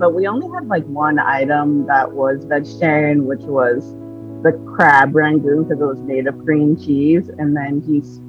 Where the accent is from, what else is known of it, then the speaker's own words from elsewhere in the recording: Portland, Oregon, United States; also born or lived in California; So I say I'm from Portland because that's the most time that I've ever stayed at. But I was born in California.